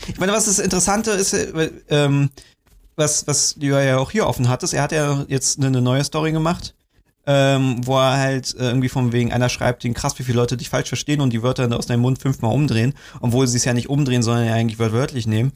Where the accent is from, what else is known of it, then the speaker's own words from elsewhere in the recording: Germany; als Deutscher